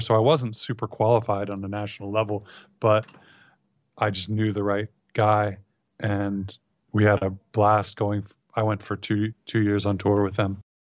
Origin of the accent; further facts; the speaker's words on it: Ohio, United States; also born or lived in San Francisco / Marin; moved to Ohio, where I was raised